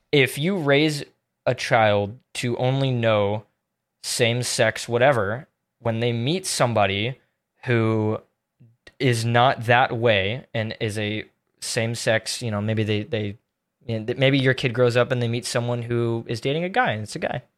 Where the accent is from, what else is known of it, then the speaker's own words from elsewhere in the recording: Tampa, Florida, United States; I'm from Tampa